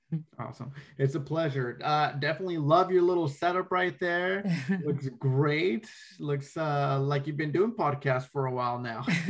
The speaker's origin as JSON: {"language": "English", "town": "Rialto", "region": "California", "country": "United States", "tie": "born or raised there", "said": "I actually grew up in that area."}